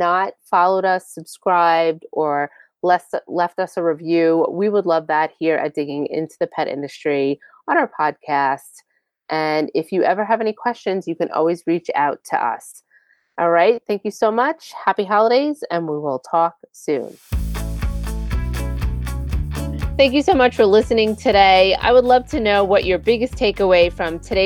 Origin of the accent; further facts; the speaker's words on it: Long Island, New York, United States; I'm from Long Island